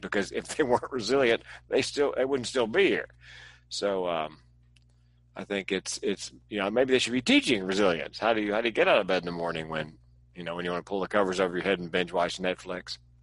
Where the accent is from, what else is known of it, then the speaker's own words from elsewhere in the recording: East Coast, United States; now in West Coast, United States; I grew up on the East Coast and I live on the West Coast